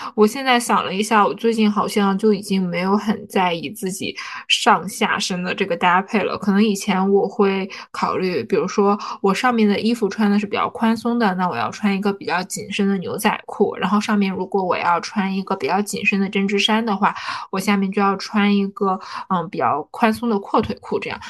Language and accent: Chinese; Northeast China, China; 因为我作为一个东北人，其实每年到了冬天，我都要重新去购入一双雪地靴